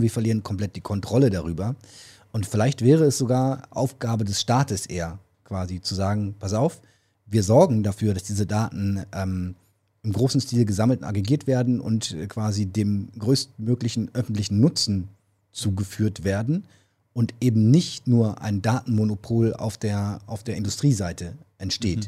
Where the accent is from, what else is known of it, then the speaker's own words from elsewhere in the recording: Germany; als Deutsche